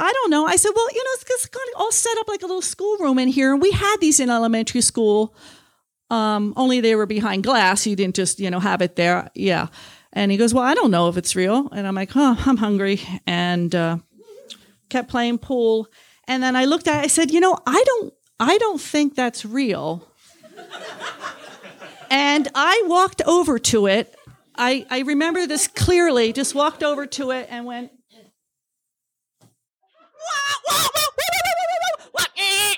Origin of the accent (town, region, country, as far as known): New Jersey, United States; now in Talkeetna, United States